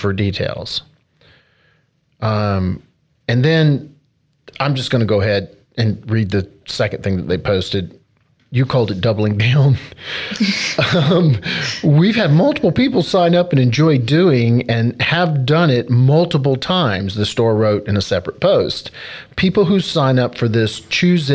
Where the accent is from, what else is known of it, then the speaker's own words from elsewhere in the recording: North Carolina, United States; moved away; my home state of North Carolina